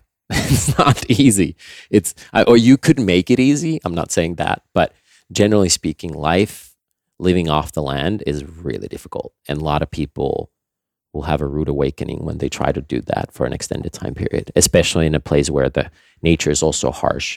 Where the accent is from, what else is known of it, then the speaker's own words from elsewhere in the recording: Nokia, Pirkanmaa, Finland; moved away; I grew up in Finland, um, on our family farm